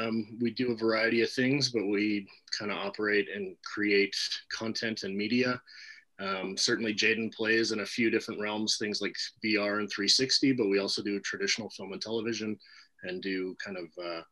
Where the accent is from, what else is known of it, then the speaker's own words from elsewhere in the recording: Yukon, Canada; Dave and I grew up together in the Yukon